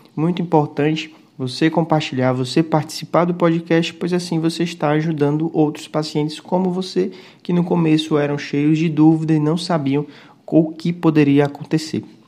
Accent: São Paulo, Brazil; sou da capital de São Paulo

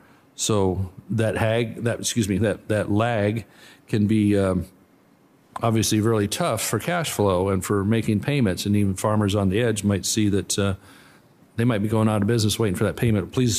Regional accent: California, United States; My home state of California, you know, electricity is going to continue to go through the roof

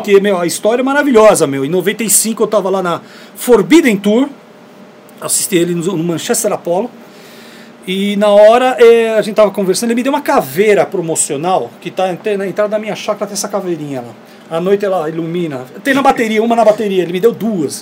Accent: Brazil; a gente é do Brasil

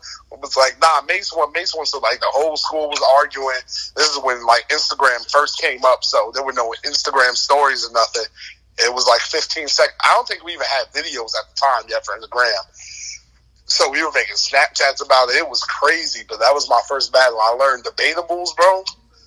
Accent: New Jersey, United States; I'm from Jersey

